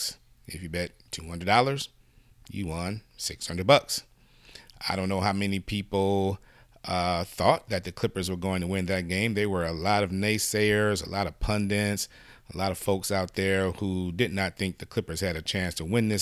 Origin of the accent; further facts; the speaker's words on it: Detroit, Michigan, United States; moved away; I'm from originally from Detroit, Michigan